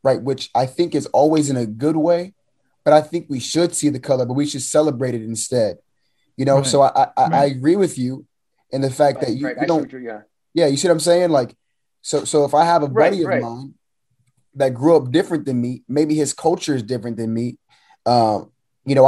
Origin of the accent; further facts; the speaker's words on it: United States; I was born in the States